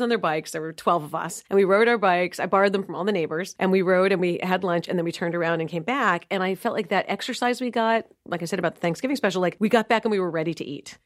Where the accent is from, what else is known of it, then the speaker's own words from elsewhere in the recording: New York City, New York, United States; now in Dallas, United States; I grew up in New York City living at museums on weekends